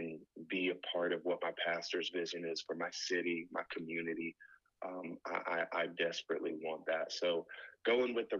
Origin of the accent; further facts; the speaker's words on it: Connecticut, United States; moved away as an adult; I'm originally from Connecticut, went to IBC, met my wife, and then I came and started working with a pastor here